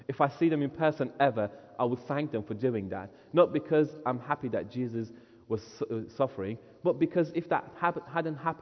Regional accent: Iran; moved away; I was born in Iran, grew up there, came to Christ there

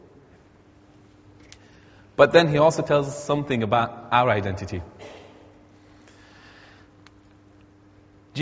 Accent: Iran; moved away; I'm an Iranian, many of you know, but I'm a Christian first

